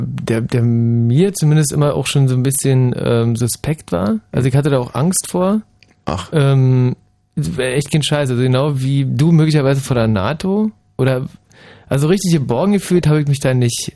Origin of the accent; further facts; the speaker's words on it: Germany; bei uns in der DDR